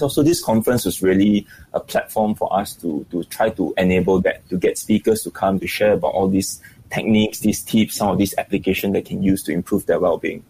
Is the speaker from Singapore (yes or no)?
yes; Singapore; I think Singaporeans generally we are we are we are very stressed out